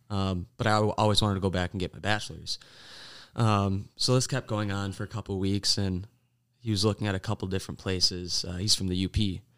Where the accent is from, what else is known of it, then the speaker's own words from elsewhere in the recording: De Pere, Wisconsin, United States; I'm from Depeer, Wisconsin, technically West Depeer